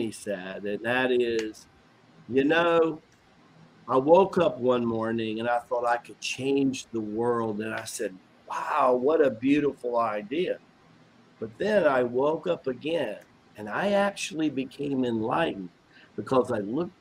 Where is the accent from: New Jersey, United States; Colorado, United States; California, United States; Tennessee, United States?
Tennessee, United States; country boy. I'm from Tennessee